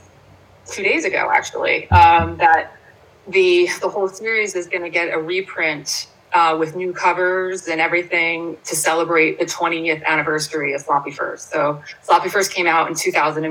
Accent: Bayville, New Jersey, United States; now in Princeton, United States; I grew up in Ocean County. I grew up on the Jersey Shore. So though Pineville is not Bayville where I grew up

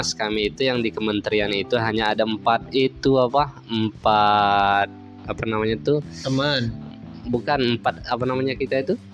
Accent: Bengkulu, Indonesia; Jadi waktu aku magang di Jakarta itu lucu orang mana katanya orang Bengkulu nih. Oh Bengkulu itu Sulawesi ya katanya bukan Pak Sumatera

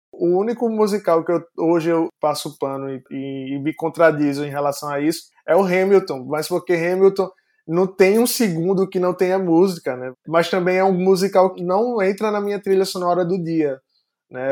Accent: Northeast Region, Brazil; eu sou do Nordeste

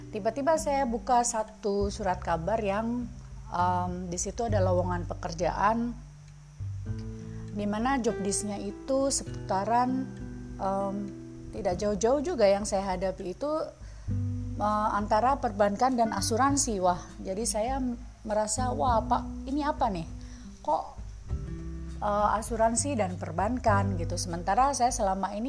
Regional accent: Semarang, Central Java, Indonesia; now in Jakarta, Indonesia; Jadi saya tuh asalnya kan dari Semarang gitu listener. Jadi saya datang ke Jakarta

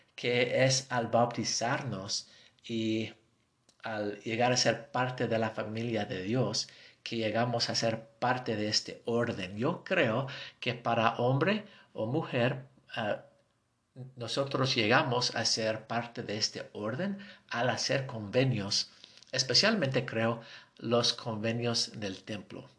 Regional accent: United States; accent: gringo; Spanish is a second language; tengo mi acento gringo

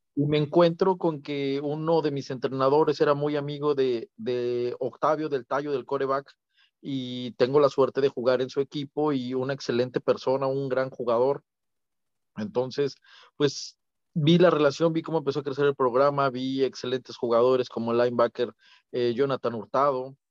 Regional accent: Toluca, State of Mexico, Mexico; yo soy de, como bien sabes, soy de Toluca

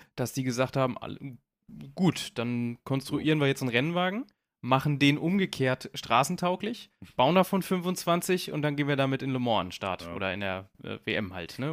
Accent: Braunschweig, Lower Saxony, Germany; ich komme aus Braunschweig

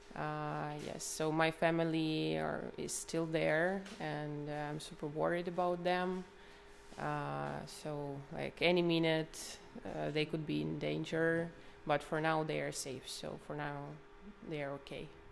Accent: Kharkiv Oblast, Ukraine; moved away as an adult; also born or lived in Kyiv; I'm Ukrainian. Uh, like I've been living in uh, Kiev for eight years, but originally I'm from Kharkiv region

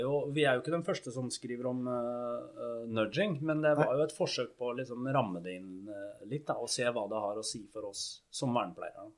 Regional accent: Fredrikstad, Østfold, Norway; Jeg er fra Fredrikstad

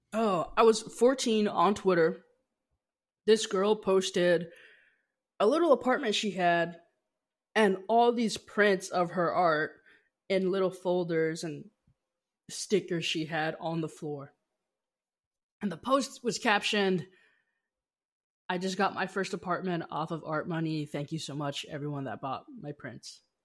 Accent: Las Vegas, Nevada, United States; moved away; also born or lived in Seattle; I grew up in Las Vegas, Nevada

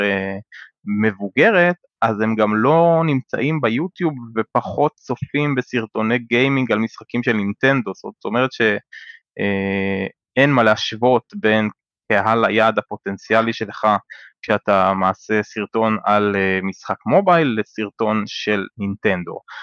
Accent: Israel; אני ישראלי

